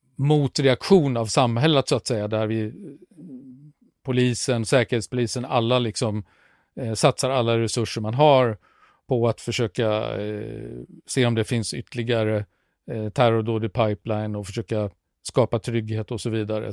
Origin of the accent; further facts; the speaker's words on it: Sweden; vi här hemma i Sverige